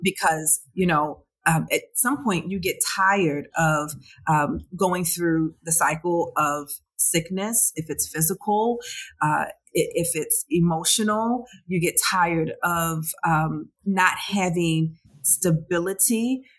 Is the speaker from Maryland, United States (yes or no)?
yes; Baltimore, Maryland, United States; I'm from Baltimore